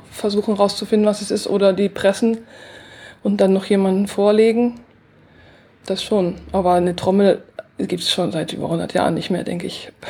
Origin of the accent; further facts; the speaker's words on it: Mecklenburg-Vorpommern, Germany; Ja, also ich bin in Mecklenburg aufgewachsen und habe schon ganz früh als Schülerin mit Naturschutz angefangen und mit Pflanzenbestimmung, schon mit zwölf ungefähr. Und habe dann eben auch schon so ein bisschen Citizen Science gemacht, in der DDR noch.